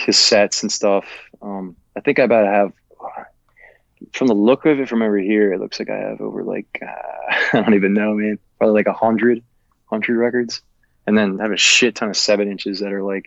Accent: Newark, Delaware, United States; born and raised in Newark, Delaware, which is like northwest Delaware

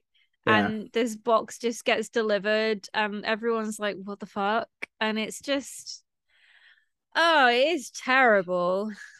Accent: Stockport, North West England, United Kingdom; I'm not actually a Mancunian. Like, technically, I'm a Stocktarian. I'm from Stockport, which is next to Manchester.

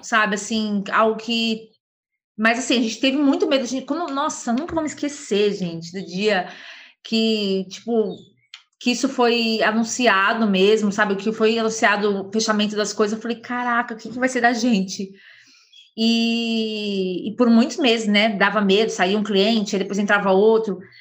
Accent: São Paulo, Brazil; Sou de São Paulo

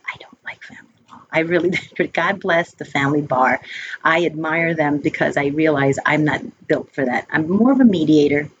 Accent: United States; also born or lived in upstate New York; My brother and I are the only ones that were born here in the States

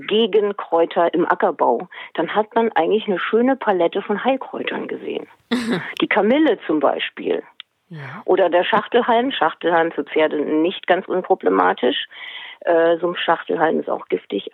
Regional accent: Hesse, Germany; now in Schleswig-Holstein, Germany; Aufgewachsen bin ich in Hessen

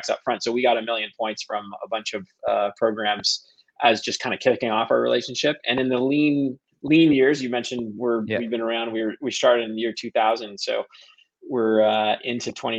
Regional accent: Toronto, Ontario, Canada; I am from Toronto, a Toronto native, born and bred here.

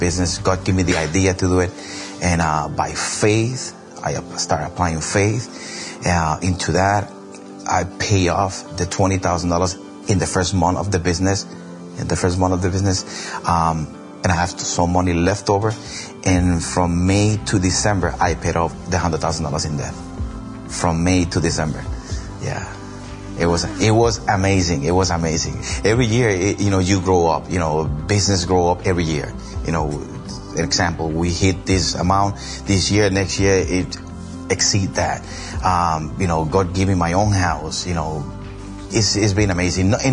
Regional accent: Puerto Rico; moved away; also born or lived in Boston, Massachusetts; I'm from Boston, Massachusetts, and I'm from the island of Puerto Rico

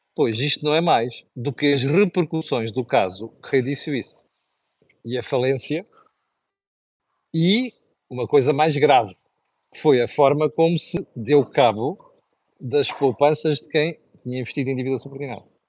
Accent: Mozambique; now in Portugal; de um sítio onde eu cresci, que, que é, que é Moçambique

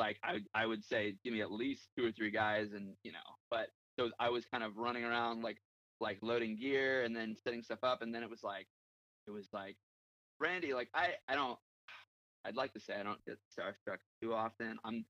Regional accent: San Diego, California, United States; moved away as an adult; I'm born and raised in San Diego. I actually moved around a lot as a kid, but born and raised in San Diego. Spent a lot of my childhood in San Diego.

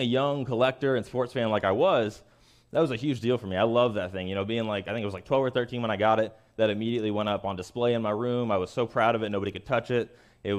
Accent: Kansas City, Missouri, United States; I'm from Kansas City

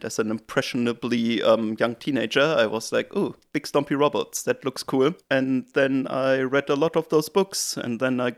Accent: Germany; moved away as an adult; now in New Zealand; Yeah, so I'm originally from Germany, and I came to New Zealand to work because I did a PhD in Germany

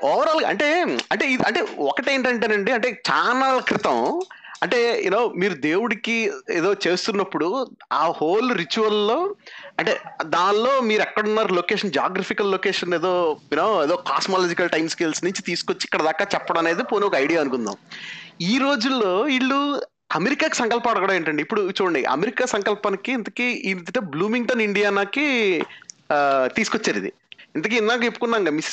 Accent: Rajahmundry, Andhra Pradesh, India; మాది రాజమండ్రి

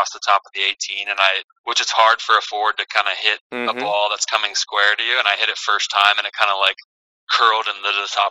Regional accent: Kansas City, United States; moved away; I'm from Kansas City

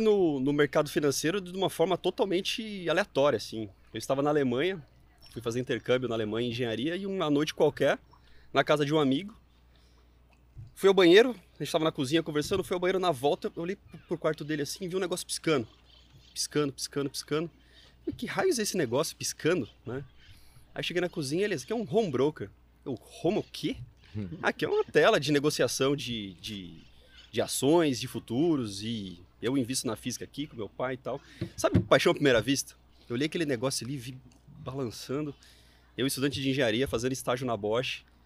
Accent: Mogi Mirim, São Paulo, Brazil; eu sou do interior de São Paulo, uma cidade pequenininha, Mojimirim

